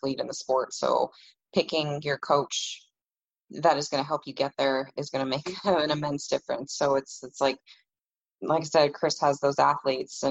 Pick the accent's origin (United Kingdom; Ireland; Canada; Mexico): Canada